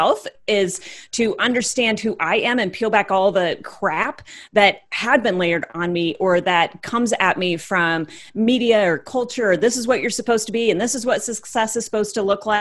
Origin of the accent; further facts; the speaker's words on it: Iowa, United States; born and raised in Iowa, wife, mother of three